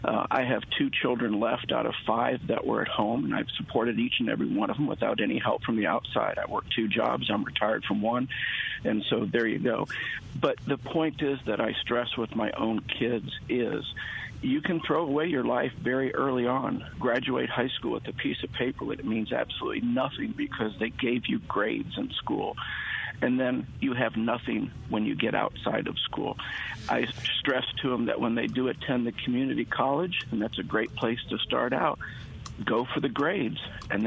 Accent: Mississippi, United States; I'm from Mississippi.

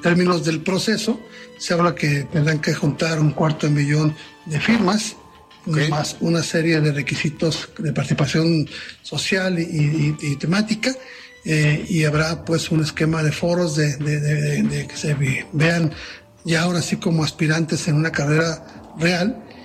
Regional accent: Mexico; como mexicano bien nacido

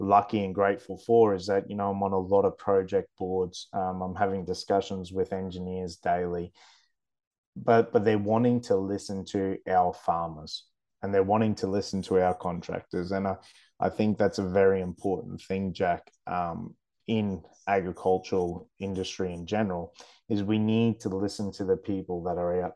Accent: the Burdekin, Queensland, Australia; born and bred in the Burdekin, sugar is my life

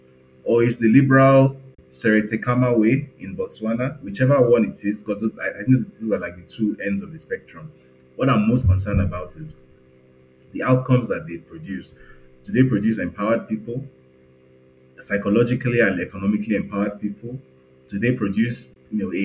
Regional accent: Lagos, Nigeria; I grew up in Lagos

